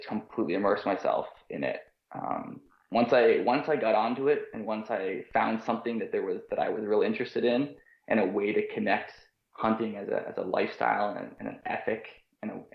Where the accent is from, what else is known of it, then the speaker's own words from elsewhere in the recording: outside Toronto, Ontario, Canada; now in St. John's, Canada; I grew up in outside Toronto.